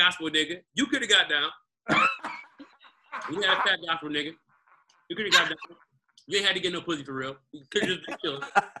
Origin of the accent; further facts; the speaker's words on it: Detroit, Michigan, United States; I went to a predominantly white college, but I'm from Detroit.